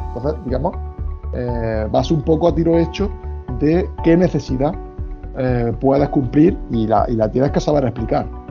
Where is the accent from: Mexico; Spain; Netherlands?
Spain; yo como soy de España